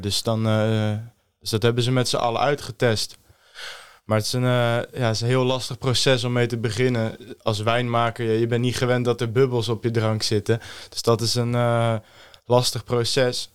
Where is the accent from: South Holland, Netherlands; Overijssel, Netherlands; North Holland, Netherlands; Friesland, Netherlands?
South Holland, Netherlands; Stellendam; Ik kom uit Stellendam